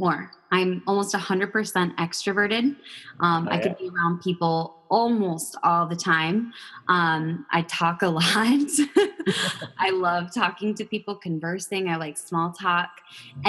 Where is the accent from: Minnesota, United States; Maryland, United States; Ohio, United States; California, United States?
Minnesota, United States; I was born and raised in Minnesota